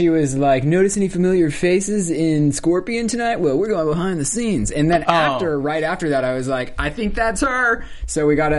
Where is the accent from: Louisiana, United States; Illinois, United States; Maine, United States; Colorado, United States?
Colorado, United States; moved away; even in Colorado, I'm going to go home for Christmas